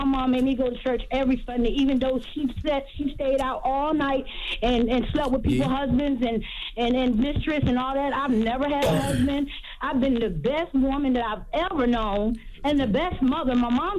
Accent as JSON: {"language": "English", "town": "Hampton", "region": "Virginia", "country": "United States", "said": "I'm from Hampton, Virginia."}